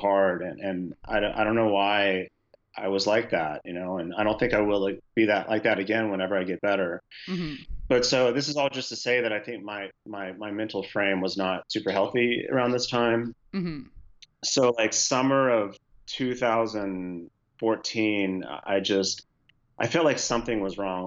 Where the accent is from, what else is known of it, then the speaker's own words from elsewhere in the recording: Houston, Texas, United States; Houston happens to be my hometown